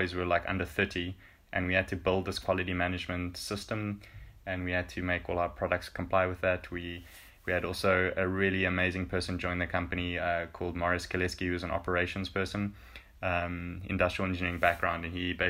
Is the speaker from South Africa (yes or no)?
yes; South Africa; moved away as an adult; now in Finland; as a South African